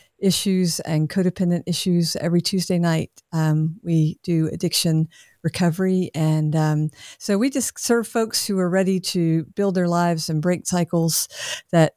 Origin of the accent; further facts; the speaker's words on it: Augusta, Georgia, United States; I was born and raised in Augusta